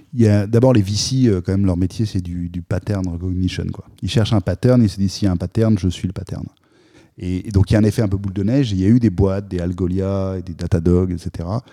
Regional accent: France

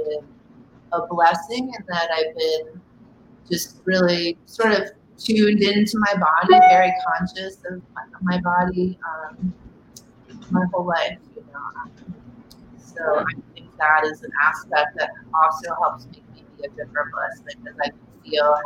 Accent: Philadelphia, Pennsylvania, United States; moved away; also born or lived in Dallas, Texas; I grew up mostly in the suburbs of Philadelphia.

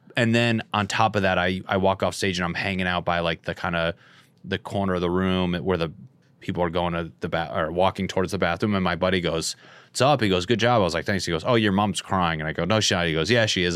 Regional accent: Northeast, United States; moved away; I'm from the Northeast, and I did shows in Boston

